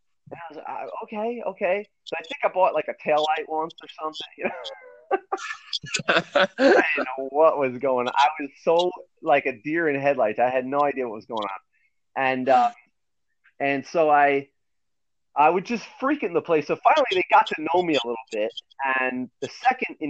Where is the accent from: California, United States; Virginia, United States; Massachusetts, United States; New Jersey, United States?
New Jersey, United States; New Milford; I grew up in New Milford, New Jersey